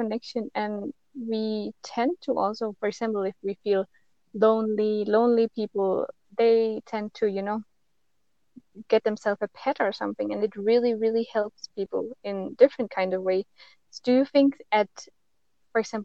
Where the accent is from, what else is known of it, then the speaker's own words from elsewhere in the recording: Denmark; I am from Denmark